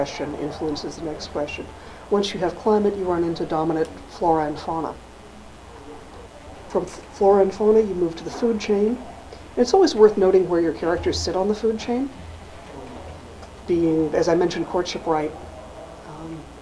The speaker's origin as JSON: {"language": "English", "region": "Arkansas", "country": "United States", "tie": "born or raised there", "moved": "yes", "lives_now": "New England, United States", "said": "Growing up in Arkansas, March is spring. Moving to New England, I've lived here since the 70s"}